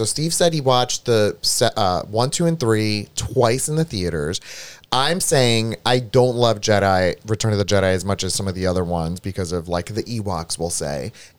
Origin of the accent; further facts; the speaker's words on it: Greece; now in United States; When I came from Greece to America, there was a point in time where I was even fascinated by the concept of like a VHS tape